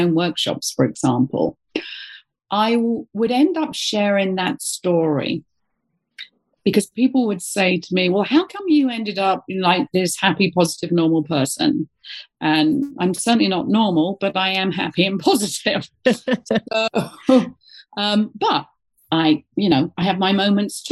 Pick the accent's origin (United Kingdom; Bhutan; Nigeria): United Kingdom; moved away; being a Brit